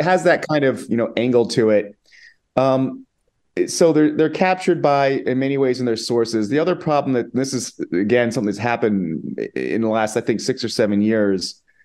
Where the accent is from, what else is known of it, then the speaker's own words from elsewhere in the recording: United States; moved away as an adult; now in Spain; I'm an American